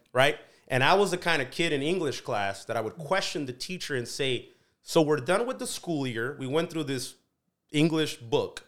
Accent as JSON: {"language": "English", "town": "Delano", "region": "California", "country": "United States", "tie": "born or raised there", "also_born_or_lived": "Mexico", "said": "growing up in Delano, growing up in agriculture"}